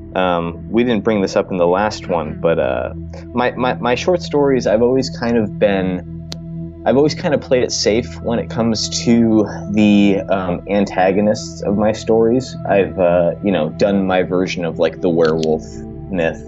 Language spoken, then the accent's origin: English; Trumbull, Connecticut, United States; I grew up in Trumbull, Connecticut